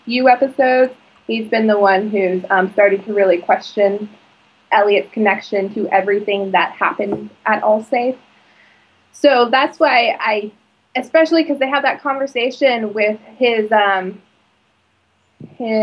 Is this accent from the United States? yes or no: yes; North Pole, Alaska, United States; also born or lived in Fairbanks; I grew up in Fairbanks, North Pole, technically